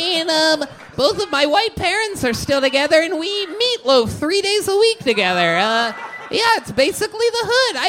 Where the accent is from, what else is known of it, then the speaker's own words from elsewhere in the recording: Central Illinois, United States; We're from Central Illinois. It's just about an hour drive to where you just said. I mean, both of my white parents are still together